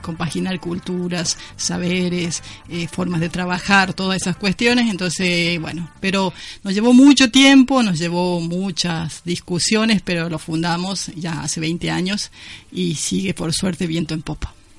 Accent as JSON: {"language": "Spanish", "country": "Paraguay", "moved": "yes", "lives_now": "Córdoba, Argentina", "said": "Soy paraguaya, hace 32 años que estoy acá en Córdoba."}